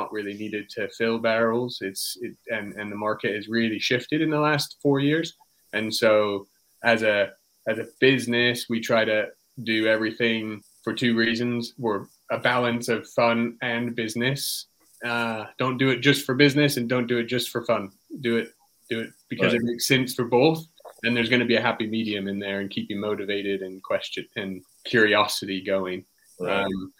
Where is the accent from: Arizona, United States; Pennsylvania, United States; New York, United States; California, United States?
California, United States; now in England, United Kingdom; I'm from California, and I live in England